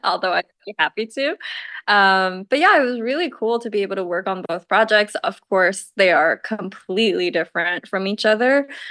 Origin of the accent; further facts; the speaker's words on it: Taiwan; moved away; I'm from Taiwan